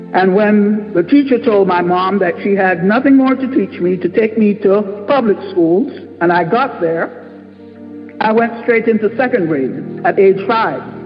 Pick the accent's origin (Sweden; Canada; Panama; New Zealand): Panama; now in United States; I grew up in Panama, in the former Canal Zone